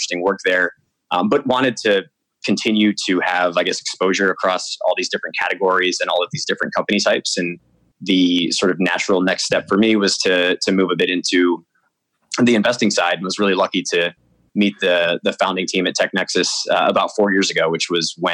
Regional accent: Michigan, United States; moved away as an adult; now in Paris, France; I grew up mostly in Michigan

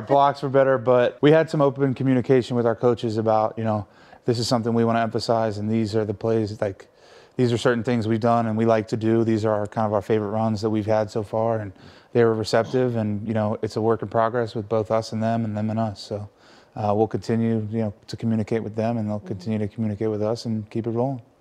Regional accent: United States; moved away as an adult; about an hour and a half from where I grew up

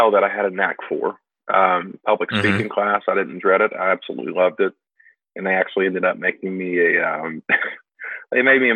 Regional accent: Louisville, Kentucky, United States; moved away as an adult; now in Paducah, United States; growing up in Louisville

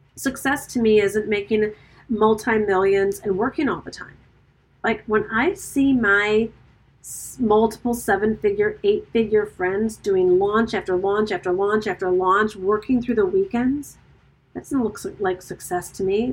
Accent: Birmingham, Michigan, United States; also born or lived in New York; now in Italy; my hometown

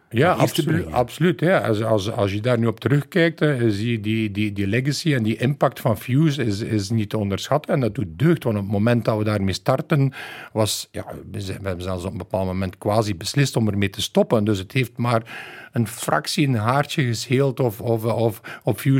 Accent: West Flanders, Belgium; als West-Vlaming eh, kunnen we niet meer lachen.

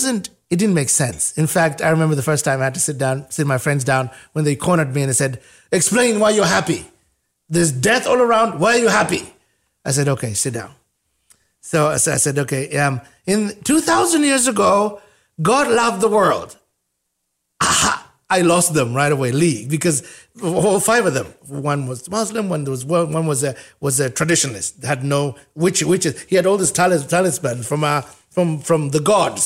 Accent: Uganda; now in United States; I'm from Africa

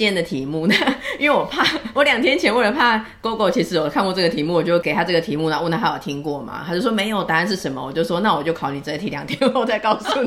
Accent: Taiwan; 所以我们台湾这边

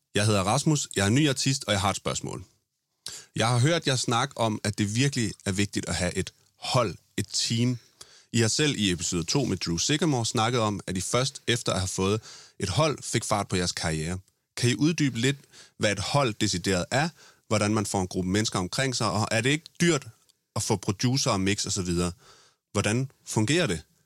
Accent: Funen, Southern Denmark, Denmark; som vi er fra Fyn

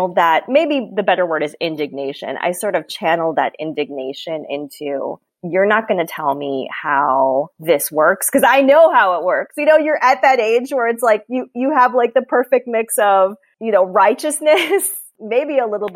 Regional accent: Chicago, Illinois, United States; moved away as an adult; my hometown

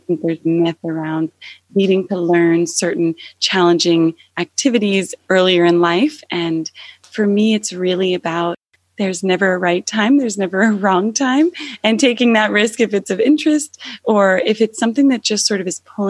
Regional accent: New Jersey, United States; I grew up about 45 minutes away, and I grew up in New Jersey.

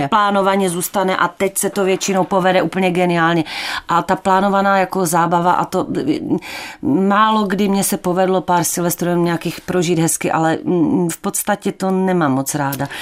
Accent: Ostrava, Moravian-Silesian Region, Czechia; also born or lived in Opava / Kobeřice; já jsem se narodila v Opavě, tam jsem strávila asi dvoje Vánoce, které si samozřejmě nepamatuju. A pak jsme se přestěhovali asi na tři roky nebo mm, tak nějak do Kobeřic. Mm, a z těch kobeřic jsme se potom přestěhovali už do Poruby a tam jsem v podstatě do dneška

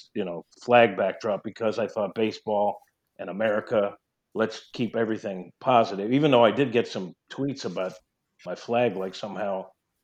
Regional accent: New York, United States; accent: New York twang; moved away; also born or lived in St. Louis; I'm a New Yorker. I still have a little New York twang sometimes I hear

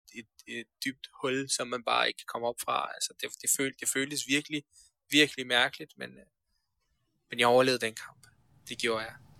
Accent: Denmark; also born or lived in Afghanistan / Iran; vi kommer til Danmark, øh, når jeg er 8 år

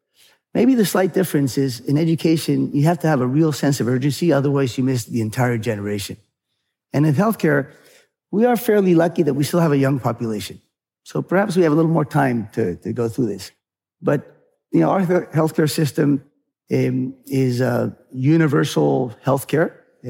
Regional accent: California, United States; And then I grew up partly in California.

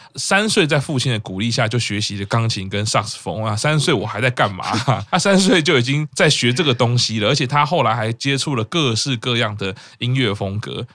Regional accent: Taipei, Taiwan; 我是台北出生，我都很熟了

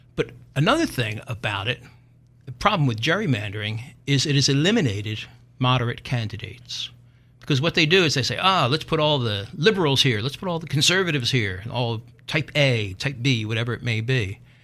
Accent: Philadelphia, Pennsylvania, United States; accent: Philadelphia; I'm from North Philly.

